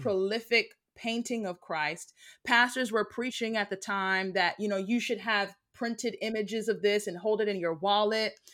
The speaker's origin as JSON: {"language": "English", "country": "United States", "said": "I am American. I'm Black American. Um, my family is all pretty much from here, from the States."}